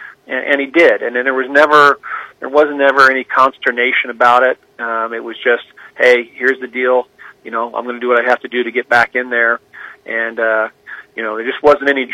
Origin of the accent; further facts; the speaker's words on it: Kansas City, Missouri, United States; moved away; also born or lived in Kirksville, Missouri; I'm from Kansas City. I have Chiefs season tickets. I was on the field as a 10-year-old, you know, at the old Municipal Stadium